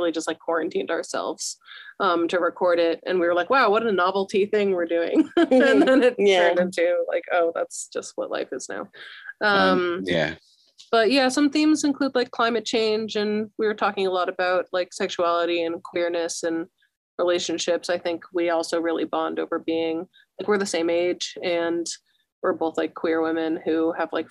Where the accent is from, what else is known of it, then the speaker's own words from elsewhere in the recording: Connecticut, United States; I'm from Connecticut, so very different.